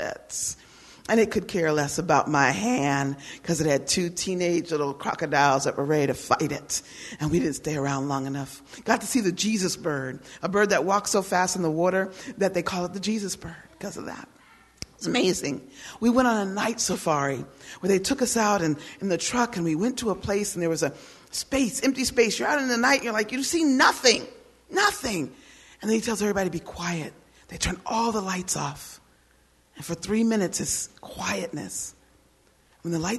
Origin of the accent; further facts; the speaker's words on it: United States; also born or lived in Germany; I am an American woman.